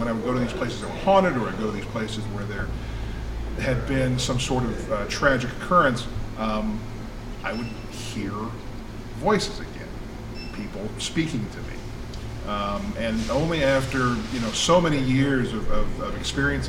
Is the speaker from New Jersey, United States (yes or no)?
no; Texas, United States; now in Tennessee, United States; when I was about 9-10 years old, growing up in Texas.